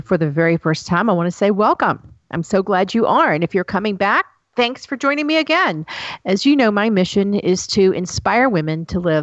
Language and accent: English; Tennessee, United States; I'm from the South. I'm from Tennessee